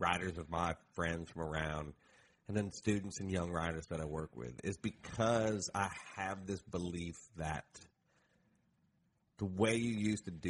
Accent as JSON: {"language": "English", "region": "Appalachia", "country": "United States", "said": "I'm from Appalachia"}